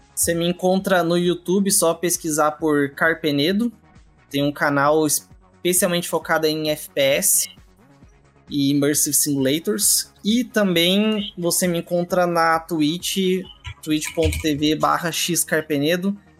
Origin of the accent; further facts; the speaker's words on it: Curitiba, Paraná, Brazil; eu já sou curitibano